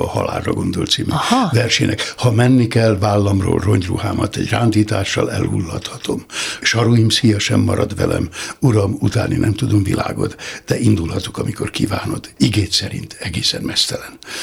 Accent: Nikla, Somogy, Hungary; Somi Tarnocán születtem, de négy éves koromtól már Niklán

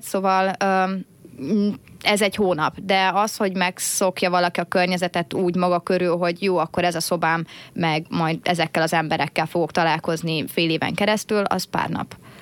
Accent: Hungary; Egyetlen magyar

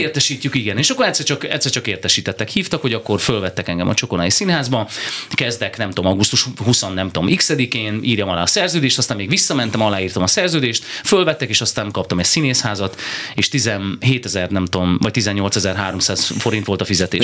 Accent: Berehove, Zakarpattia Oblast, Ukraine; moved away as an adult; now in Hungary; büszke vagyok arra, hogy, hogy Beregszászot születtem, és én tényleg egy olvasztó tégelyben nőttem fel

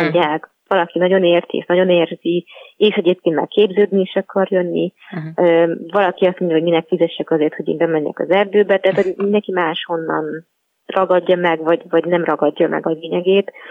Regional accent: Budapest, Hungary; moved away; also born or lived in Pilis; én jó magam abszolút egy, egy budapesti városi lány vagyok, panelházban nőttem fel

